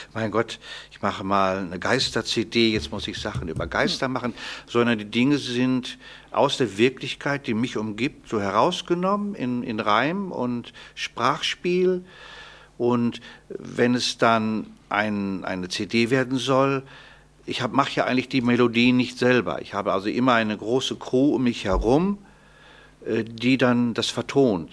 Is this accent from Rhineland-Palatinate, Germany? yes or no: no; Paderborn, North Rhine-Westphalia, Germany; ich komme ja aus Paderborn